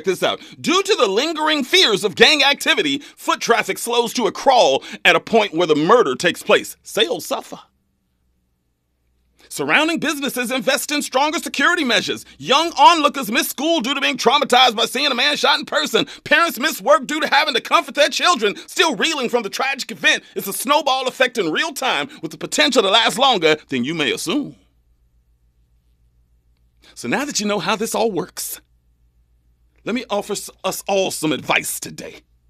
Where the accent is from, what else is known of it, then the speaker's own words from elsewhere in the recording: Kern County, California, United States; I'm from Kern County, trust me. And Kern County loves some Trump, man.